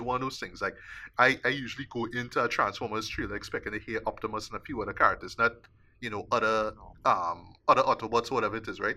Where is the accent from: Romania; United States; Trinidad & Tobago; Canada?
Trinidad & Tobago; me as a Trinidadian